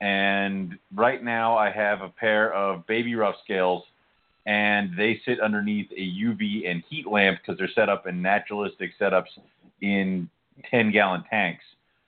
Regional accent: Scotland, United Kingdom; I'm Scottish. Sun and I don't get along very well

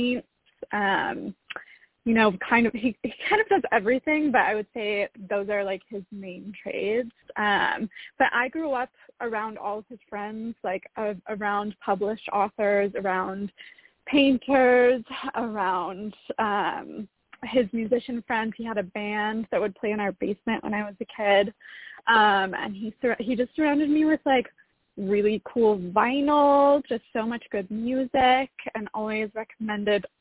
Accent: Salt Lake City, Utah, United States; moved away as an adult; also born or lived in Los Angeles; I was born and raised in Salt Lake City.

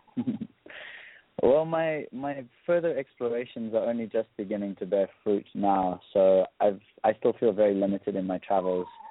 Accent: South Africa; also born or lived in London; I grew up in South Africa

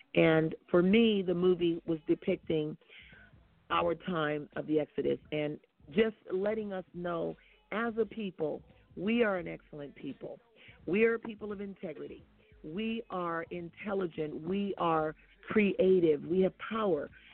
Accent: Oakland, California, United States; I come from Oakland

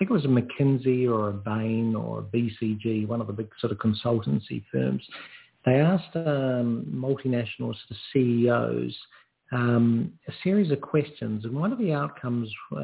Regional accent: New Zealand; now in Australia; I'm a New Zealander

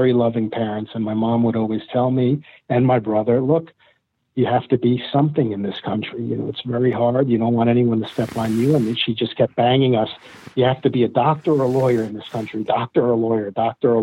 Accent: New Jersey, United States; born or raised there; also born or lived in Bronx, New York / Queens, New York

